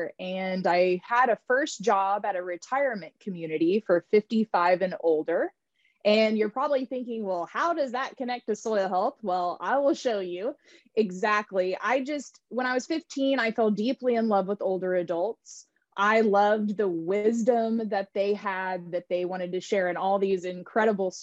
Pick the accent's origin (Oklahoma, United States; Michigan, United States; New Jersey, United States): Oklahoma, United States; Tulsa; moved away; also born or lived in California; I grew up in Tulsa, Oklahoma